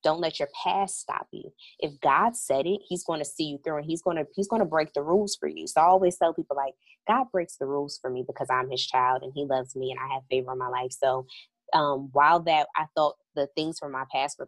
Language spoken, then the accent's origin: English; Hillside, New Jersey, United States; moved away as an adult; also born or lived in North Carolina; I'm originally from New Jersey.